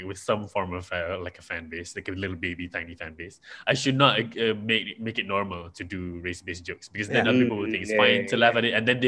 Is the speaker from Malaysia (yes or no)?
yes; Malaysia; I'm Malay in Malaysia